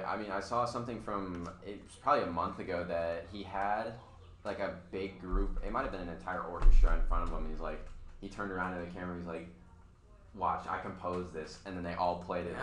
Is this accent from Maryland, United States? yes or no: no; Ohio, United States; moved away; I'm from Ohio